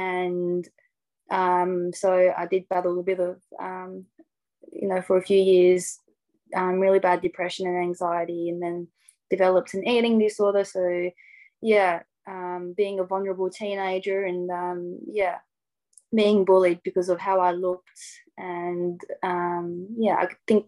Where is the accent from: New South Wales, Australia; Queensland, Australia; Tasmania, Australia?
Tasmania, Australia; Hobart; also born or lived in Casablanca, Morocco / Sydney, Australia; And I moved to Australia when I was 4, so quite young. Me and my family lived in Sydney for a few years. And then my dad bought some land in Hobart, so Hobart, Tasmania, and built our house.